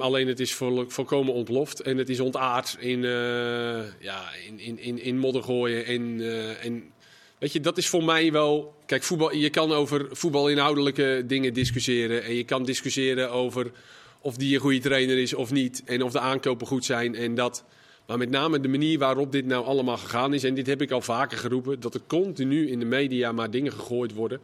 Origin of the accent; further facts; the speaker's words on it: Volendam, North Holland, Netherlands; als Volendammer